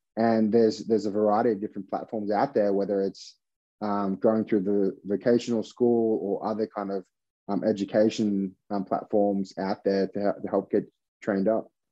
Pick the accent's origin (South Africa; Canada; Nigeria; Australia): Australia; now in United States; I'm from Australia